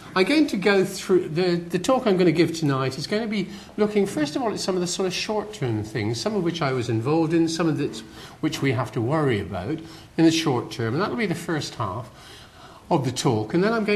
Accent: West Country, South West England, United Kingdom; accent: West Country; as you can probably tell from my accent, I'm from the West Country

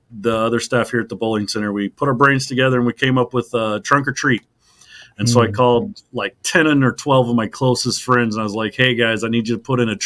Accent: Enid, Oklahoma, United States; I grew up in Enid. I was 9 when I moved here

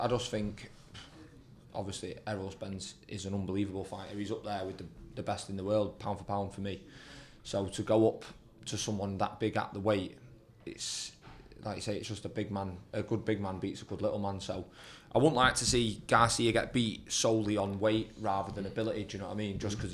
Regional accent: United Kingdom; being British

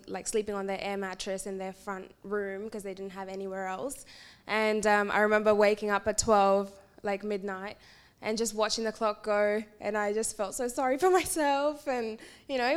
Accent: India; moved away; I was born in India, and I was born in a predominantly female household with my aunties and grandmas and mum

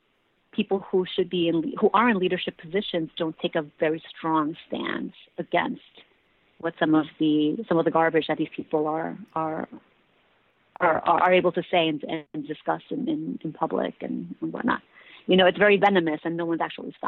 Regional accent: New York, United States; I grew up here in New York

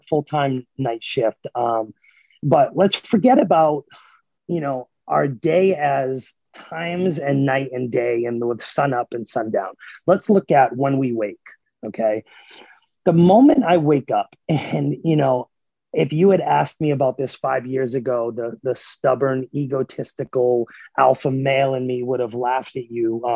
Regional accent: Massachusetts, United States; moved away as an adult; also born or lived in New Hampshire; now in Oklahoma City, United States; I was born and raised in Massachusetts, and I lived in New Hampshire. So I lived in New England my entire life up until basically 2 years ago

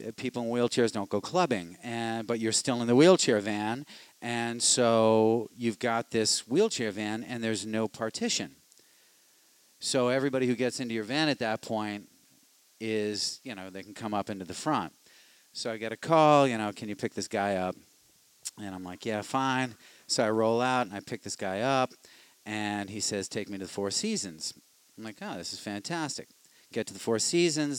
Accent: Boston, Massachusetts, United States; I'm from Savin Hill

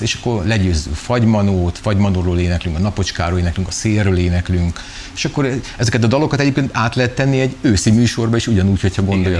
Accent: Szeged, Csongrád-Csanád, Hungary; szegediek vagyunk

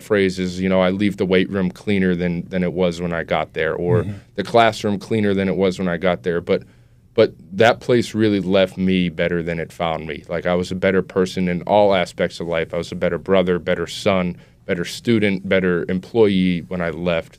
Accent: Wilmington, United States; I was born and lived my entire life so far in Wilmington.

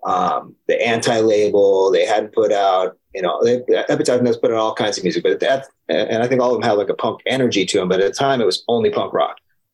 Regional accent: San Diego, California, United States; I grew up in San Diego

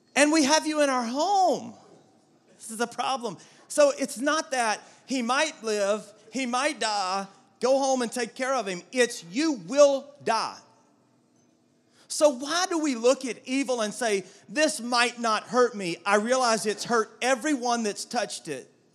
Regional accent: South Georgia, United States; The old King James Version that I grew up with in South Georgia

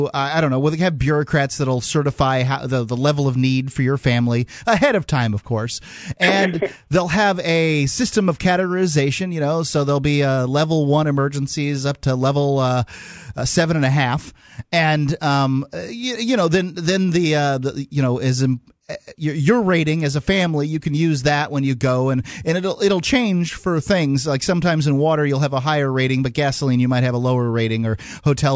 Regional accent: Sarasota, Florida, United States; I grew up in Florida

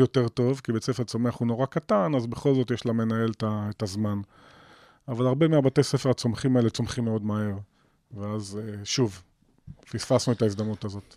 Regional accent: Nof HaGalil, Northern District, Israel; moved away; אני יליד נצרת עילית, ואני אוקיי. גאה בזה. אוהב את העיר הזאת אהבת נפש, אני אמנם לא חי בה היום

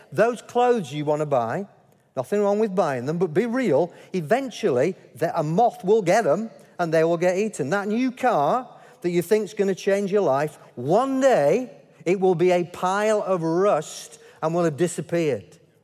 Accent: Yorkshire and the Humber, United Kingdom; as a Yorkshireman.

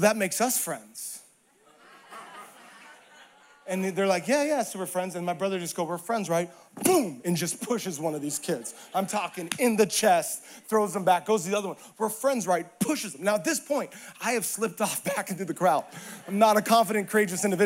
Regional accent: Hawaii, United States; moved away; I grew up in Hawaii and suffered for Jesus there

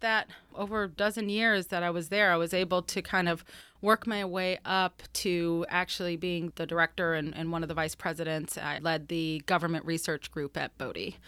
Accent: Florida, United States; I'm from Florida

